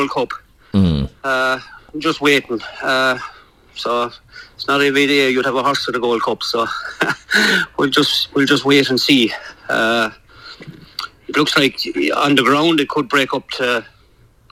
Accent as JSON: {"language": "English", "country": "Ireland", "tie": "born or raised there", "moved": "as an adult", "lives_now": "United Kingdom"}